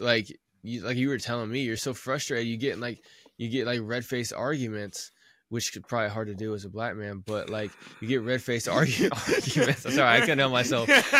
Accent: Midwest, United States; I'm like from the Midwest

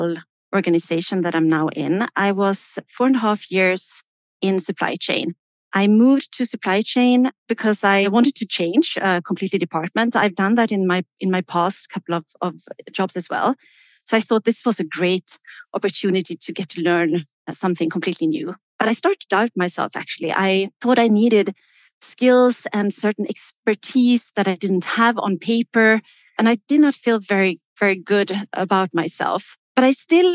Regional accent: Sweden; now in Switzerland; I am based in Switzerland. I am originally from Sweden.

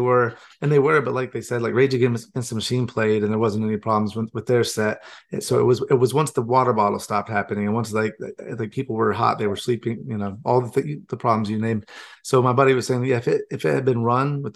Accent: Gastonia, North Carolina, United States; I'm from Fred Durst's hometown

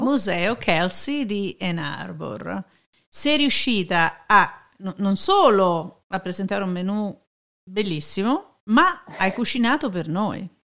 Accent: Naples, Campania, Italy; io vengo da Napoli, la città della pizza

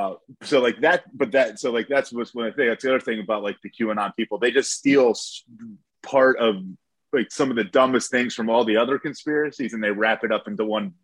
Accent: Lansdale area, Pennsylvania, United States; also born or lived in Hatfield, Pennsylvania; I grew up in Morgandale.

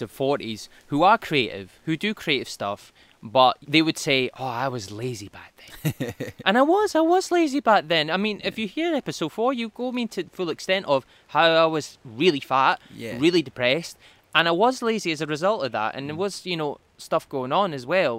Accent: Fife, Scotland, United Kingdom; also born or lived in Glasgow; I'm from Fife. Mm-hmm. We're both Fife.

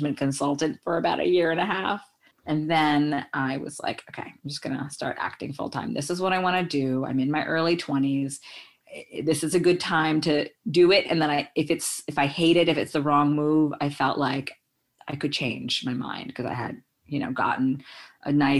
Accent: New York, United States; also born or lived in India / Belgium; I was born in India and I lived in Belgium for 4 years as a kid. But then at the age of 5, I grew up in New York.

